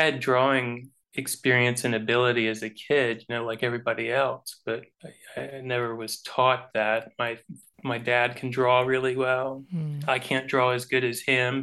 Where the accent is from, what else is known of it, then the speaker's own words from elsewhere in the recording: Homestead, Florida, United States; I came from Florida